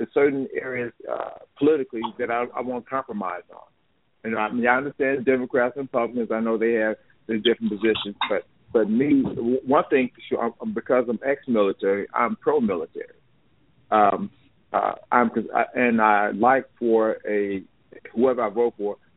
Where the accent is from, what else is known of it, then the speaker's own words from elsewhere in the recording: Chicago, Illinois, United States; moved away as an adult; now in Las Vegas, United States; I live in Las Vegas. I'm from Chicago, but I moved to Las Vegas after I got out of the Air Force in 76